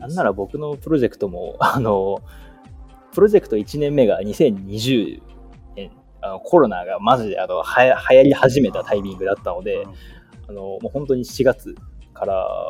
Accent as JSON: {"language": "Japanese", "region": "Hokkaido", "country": "Japan", "tie": "born or raised there", "moved": "as an adult", "lives_now": "Yokohama, Japan", "said": "地元は北海道なのでなかなか横浜の歴は長い方ではない"}